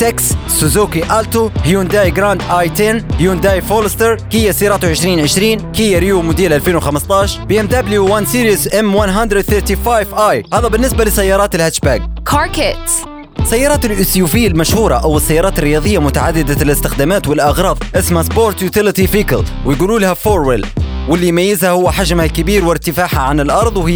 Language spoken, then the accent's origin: Arabic; Libya; عندنا في ليبيا